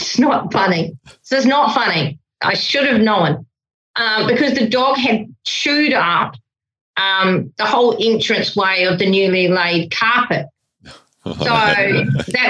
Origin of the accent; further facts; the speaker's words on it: New Zealand; I'm a Kiwi